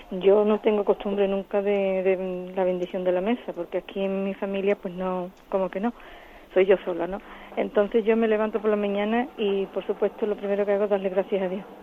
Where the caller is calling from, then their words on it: Murcia, Region of Murcia, Spain; de Murcia.